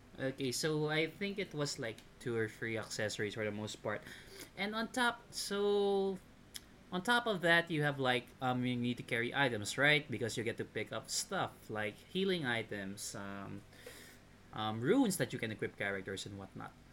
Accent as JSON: {"language": "English", "country": "Philippines", "said": "being a Filipino"}